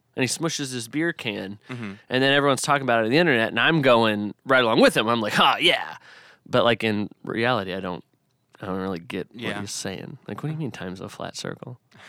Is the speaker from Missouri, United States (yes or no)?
yes; Arnold, Missouri, United States; I'm from Arnold.